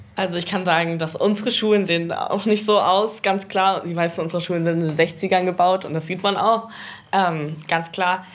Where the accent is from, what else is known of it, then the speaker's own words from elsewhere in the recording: North Schleswig, Southern Denmark, Denmark; Ich sehe mich eher so als Nordschleswigerin und im Grenzland aufgewachsen